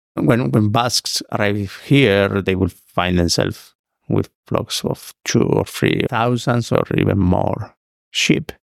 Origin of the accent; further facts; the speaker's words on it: Basque Country, Spain; moved away as an adult; now in Reno, United States; I was Basque